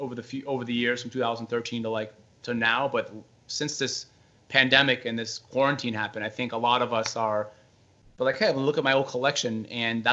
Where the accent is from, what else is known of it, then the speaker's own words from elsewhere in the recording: Brockton, Massachusetts, United States; I was born and raised in Brockton, Massachusetts